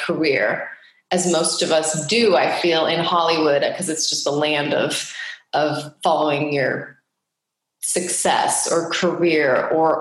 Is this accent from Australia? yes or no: no; Geneva, Switzerland; now in California, United States; I was born and raised in Geneva, Switzerland